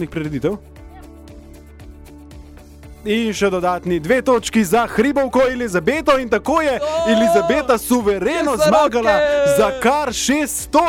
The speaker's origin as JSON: {"language": "Slovenian", "country": "Slovenia", "said": "Slovenci smo kulturen narod."}